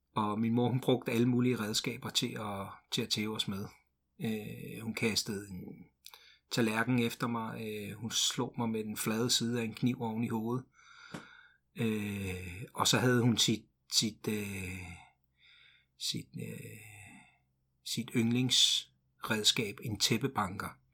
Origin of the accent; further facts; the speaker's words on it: Ringsted, Zealand, Denmark; also born or lived in Glumsø; Min mor flyttede til Ringsted, øh, og jeg kan huske, at, øh, vi kørte i sådan en lille flyttebil, øh, fra Glumsø